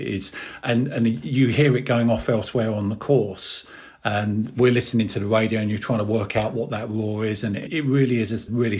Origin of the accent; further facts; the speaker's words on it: Berkshire, South East England, United Kingdom; I'm from Berkshire.